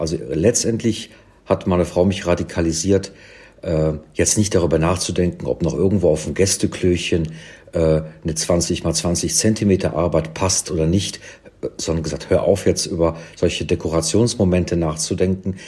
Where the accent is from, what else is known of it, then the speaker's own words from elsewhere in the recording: Cologne, North Rhine-Westphalia, Germany; also born or lived in London; now in Berlin, Germany; in Köln, in meiner Heimatstadt